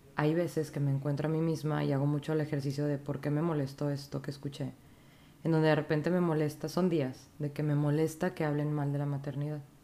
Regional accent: Monterrey, Nuevo León, Mexico; also born or lived in Saltillo; soy regia. Yo estuve en, en medicina en la UNI, en la Facultad de Medicina de aquí de Monterrey

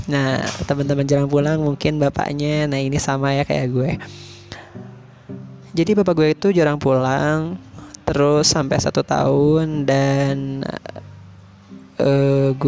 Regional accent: Majalaya, West Java, Indonesia; born there; gue lahir di di Bandung nih ya khususnya daerah Majalaya ya nah di Majalaya.

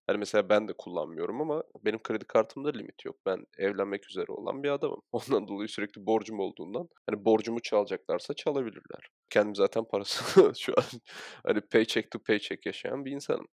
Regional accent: Çatalca, Istanbul, Turkey; biz zaten Çatalca gibi bir yerde büyüdük.

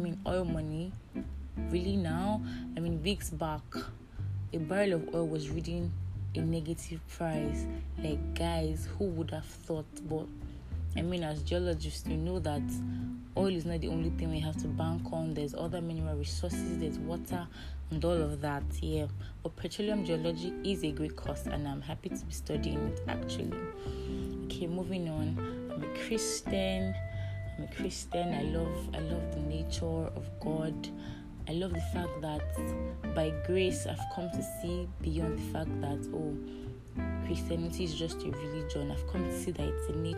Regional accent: Edo, Nigeria; I'm from Edo State, yeah, and I belong to a family of four

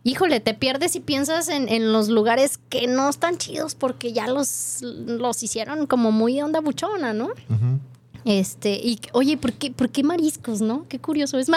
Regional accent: Washington, United States; Spanish is a second language; Yo soy del estado de Washington y mi español es bueno.

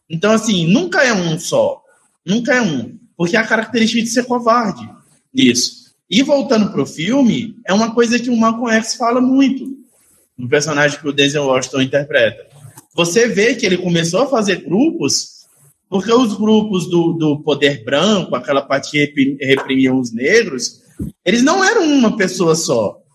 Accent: São Paulo, Brazil; born there; now in Canindé, Brazil; Eu sou filho de pais cearenses, eu nasci em São Paulo, eu vi o que acontecia com os meus pais lá.

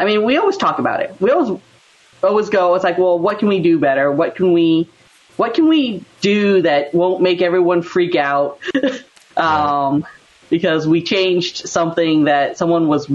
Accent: Colorado, United States; moved away as an adult; also born or lived in Cactus, Texas; now in Southern California, United States; I was basically raised in Colorado

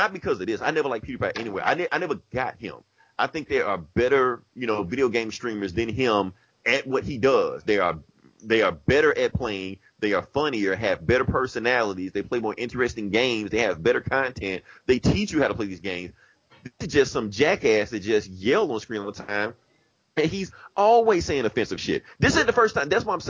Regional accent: Atlanta, Georgia, United States; moved away; I'm really from Atlanta

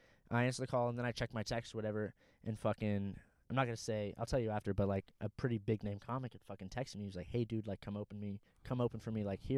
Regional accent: Orange County, California, United States; I'm from Orange County, dude.

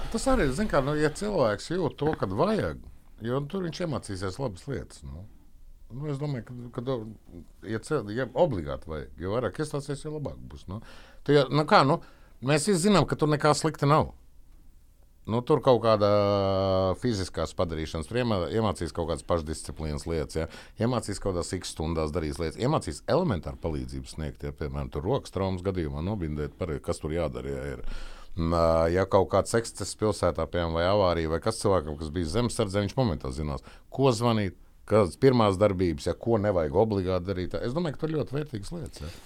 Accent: Valmiera, Vidzeme, Latvia; Es esmu no Valmieras.

